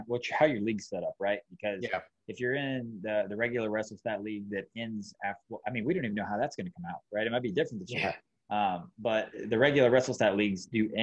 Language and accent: English; Georgia, United States; I'm from Georgia.